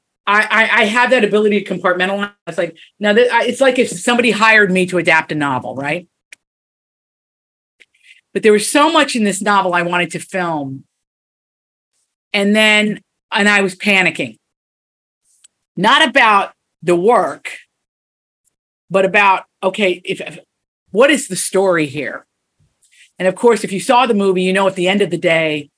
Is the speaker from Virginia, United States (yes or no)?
yes; Big Stone Gap, Virginia, United States; moved away; We're in my hometown. I grew up here.